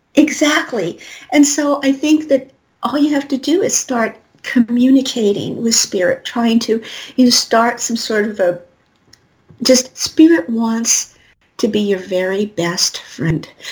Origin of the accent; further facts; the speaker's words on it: Colorado, United States; I'm from Colorado